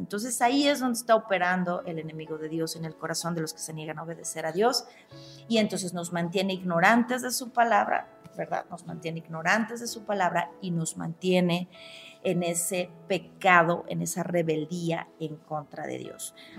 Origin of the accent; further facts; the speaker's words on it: Mexico; also born or lived in León, Guanajuato; como buena mexicana, mi cuerpo me pide tacos